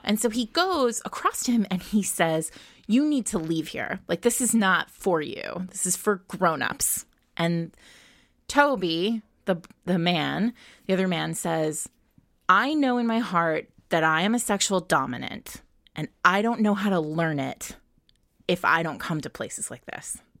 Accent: Rhode Island, United States; I grew up in Rhode Island.

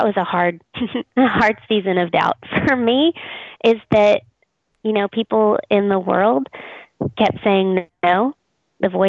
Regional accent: Texas, United States; I'm from Texas

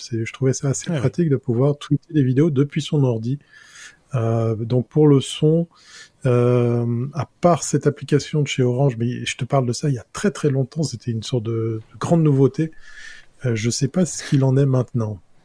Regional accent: German-speaking Switzerland, Switzerland; je suis suisse allemand

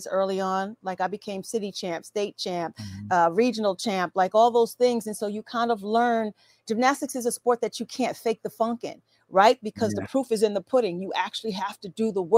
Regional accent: New York City, New York, United States; Mary and I are New York City girls, even though she's from YO, from Yonkers, and I'm from Queens

